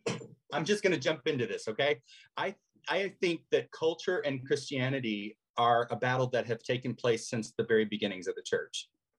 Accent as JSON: {"language": "English", "town": "Morelia", "region": "Michoacán", "country": "Mexico", "tie": "born or raised there", "also_born_or_lived": "Latin America", "said": "Well, my whole family's from Texas, but I was born as a missionary's kid and raised mostly in Latin America. I turned five in the first year we were in Morelia in Mexico. And so I grew up speaking Spanish and English as"}